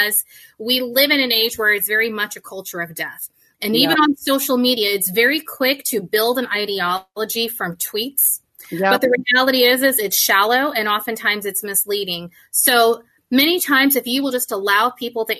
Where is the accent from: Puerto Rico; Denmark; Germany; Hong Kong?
Germany; now in United States; I wasn't born and raised in the United States. I was actually born and raised in Germany, so in Deutschland.